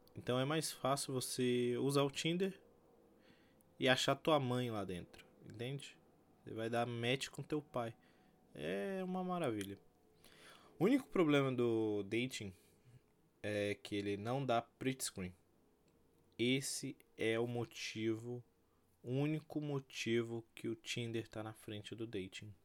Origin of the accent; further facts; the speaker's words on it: Brazil; eu sou brasileiro